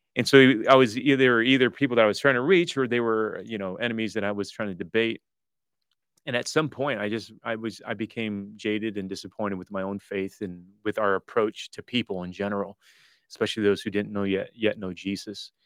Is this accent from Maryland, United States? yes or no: no; Detroit, Michigan, United States; moved away as an adult; also born or lived in Toronto; all my grade school years, high school years, um, was there